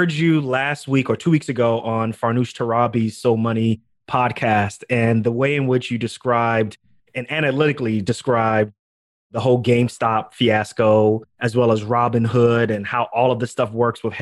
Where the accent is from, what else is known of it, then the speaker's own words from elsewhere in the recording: New York, United States; growing up in New York, my family's from Ghana, also, as you already know by the last name.